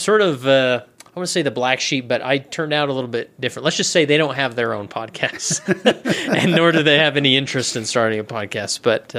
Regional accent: West Valley City, Utah, United States; So I grew up in West Valley City, Utah, and I was not a gangbanger. It's actually quite a nice place to raise a family, and I made it out alive and well, with no felonies on my record.

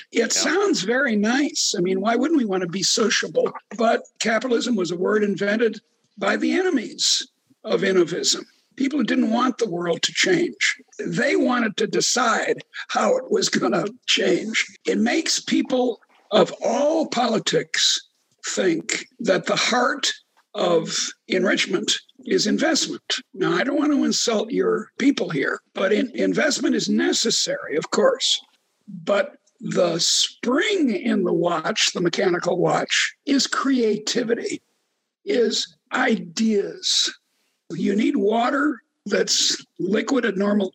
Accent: United States; we Americans

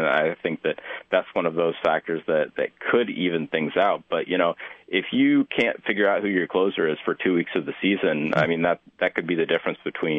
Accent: Des Moines, Iowa, United States; I grew up in Des Moines, and then I went to school for a while in Iowa City

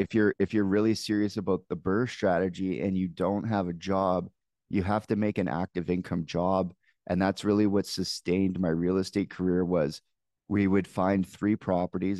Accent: Canada; as a Canadian

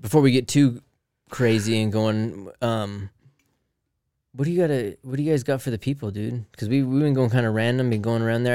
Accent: Salt Lake City, Utah, United States; We're from Salt Lake

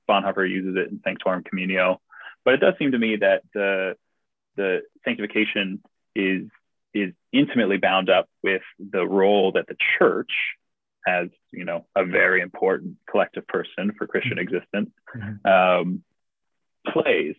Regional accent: United States; also born or lived in St Andrews, United Kingdom; me as an American who is trying to write a thesis on theology

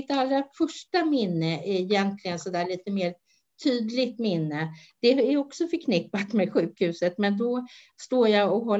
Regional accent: Stockholm, Stockholm County, Sweden; jag är född i Stockholm

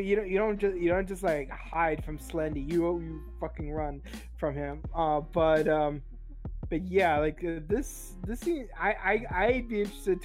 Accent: Siberia, Russia; moved away

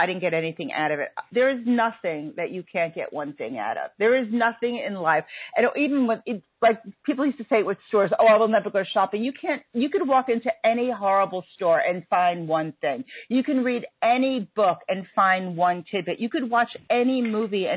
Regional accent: New York, United States; being a New Yorker

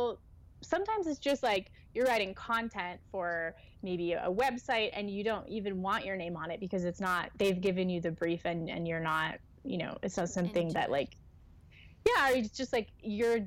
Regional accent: United States; moved away as an adult; now in London, United Kingdom; being an American in a different country

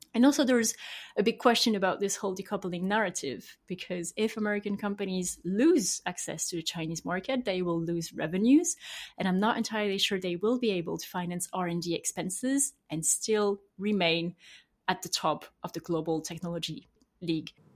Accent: France; accent: French; English is a second language; I'm, I'm French, as I will have heard from my accent

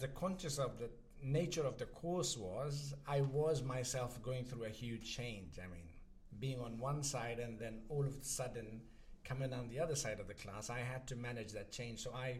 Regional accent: Pakistan; I was born and raised in Pakistan. All my life, I've lived in Pakistan. I had my basic education in Pakistan.

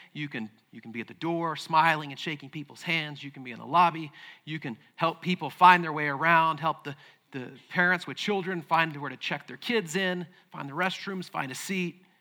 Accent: Midland, Texas, United States; moved away; I was born in Midland. And there was a church there that I had been born into and attended with my family growing up

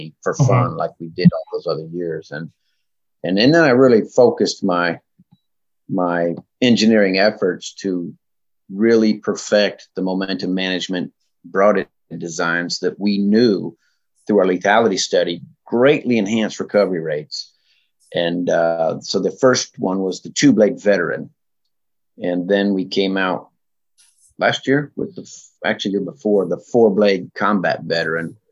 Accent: Vermont, United States; also born or lived in California; I call myself a Vermonter, even though I was born in California, but Vermont is where I really got my outdoor seeds planted

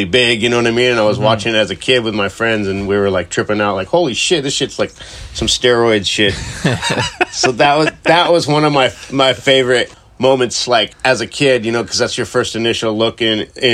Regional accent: Costa Mesa, California, United States; I grew up in Costa Mesa, Newport Beach area

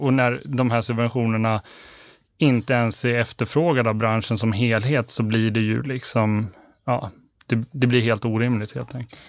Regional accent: Borlänge, Dalarna County, Sweden; Jag är född och uppvuxen i Borlänge

